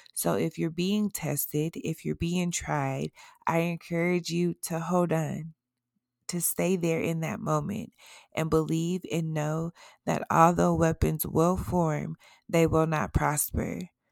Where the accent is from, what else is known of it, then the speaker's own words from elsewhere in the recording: Colorado, United States; my home state in Aurora, Colorado, Inglewood, Castle Rock